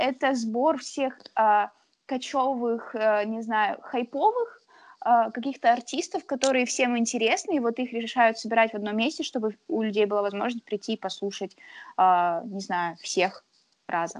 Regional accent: Yekaterinburg, Sverdlovsk Oblast, Russia; now in Saint Petersburg, Russia; я из Екатеринбурга

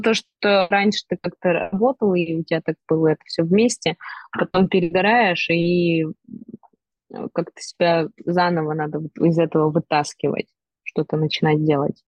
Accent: Perm, Perm Krai, Russia; я пермячка, и я не принимаю другое, конечно, место жительства

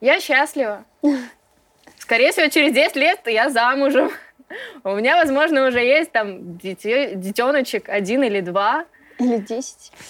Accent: Ukraine; Родом я с Украины. Папа у меня с Украины.

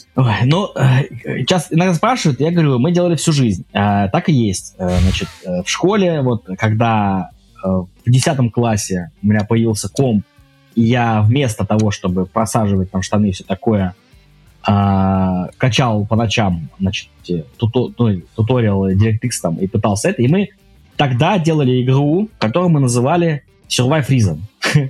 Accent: Kaliningrad, Kaliningrad Oblast, Russia; moved away as an adult; also born or lived in Saint Petersburg; Я из Калининграда, с Калининградской области

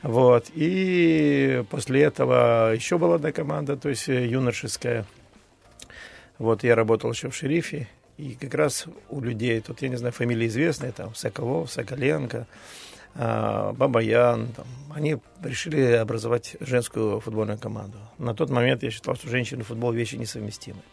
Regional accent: Tiraspol, Transnistria, Moldova; also born or lived in Bishkek (Frunze), Kyrgyzstan; я родился в Тирасполе, футбол играл э, в Киргизии, во Фрунзе

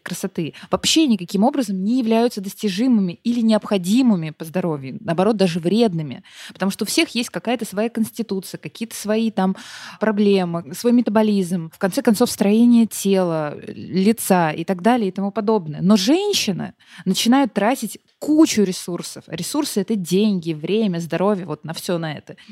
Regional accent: Russia; я наполовину таджичка, и я росла в России

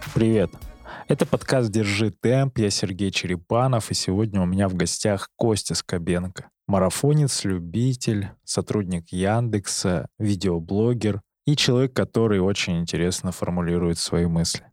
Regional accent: Barnaul, Altai Krai, Russia; я сам из Барнаула

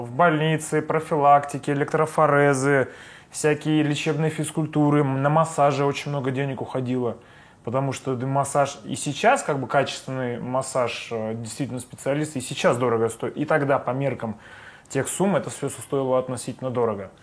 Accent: Saint Petersburg, Russia; born or raised there

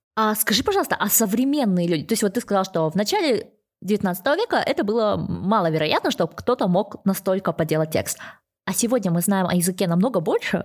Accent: Kazakhstan; я сама из Казахстана

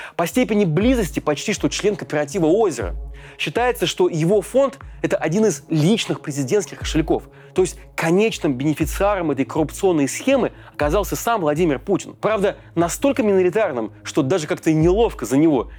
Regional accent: Russia; у нас на родине, в России

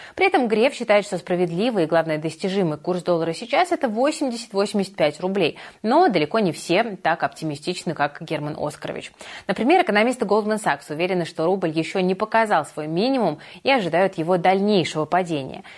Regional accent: Saint Petersburg, Russia; я, как коренная петербурженка

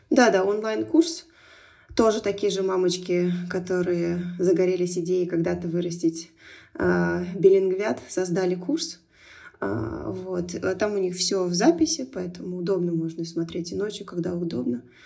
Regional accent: Turkmenistan; moved away; also born or lived in Moscow; Я росла в Туркмении, и туркменский язык был повсюду. Дома мы говорили на русском языке

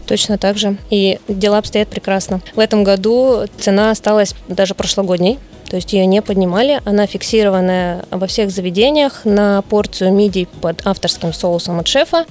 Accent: Khabarovsk Krai, Russia; now in Vladivostok, Russia; Я сама из Хабаровского края, и когда переехала в Владивосток

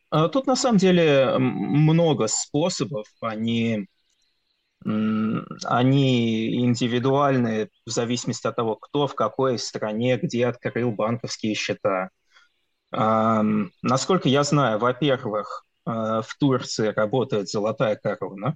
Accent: Russia; moved away as an adult; у нас на родине

